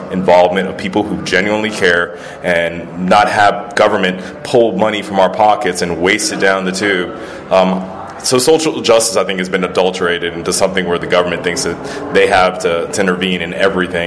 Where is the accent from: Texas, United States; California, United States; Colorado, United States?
Texas, United States; Houston; I have roots in the district. I grew up in Northline